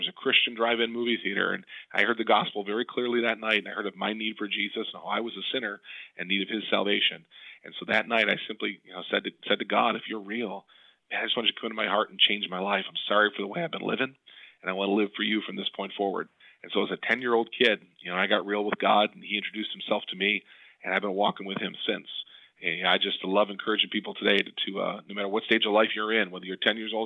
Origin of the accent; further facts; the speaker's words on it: Depew, New York, United States; I was a kid growing up in the Buffalo, New York area